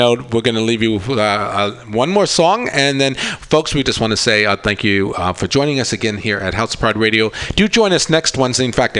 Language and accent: English; Long Island, New York, United States; now in San Francisco, United States; I'm from Long Island.